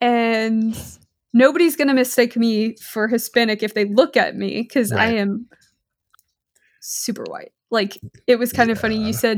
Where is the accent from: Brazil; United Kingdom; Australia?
Australia; now in United States; I'm just like, nope, because I don't know Spanish. I grew up in Australia.